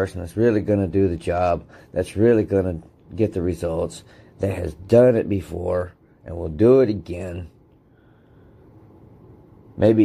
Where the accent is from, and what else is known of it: United States